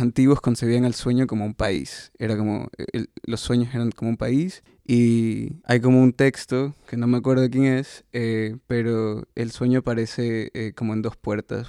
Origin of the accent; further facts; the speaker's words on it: Guayaquil, Guayas, Ecuador; yo soy de Guayaquil